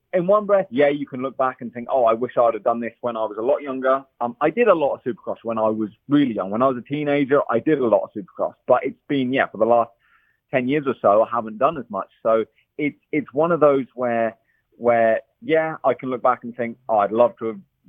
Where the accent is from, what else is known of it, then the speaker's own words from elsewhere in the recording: England, United Kingdom; now in California, United States; I'm English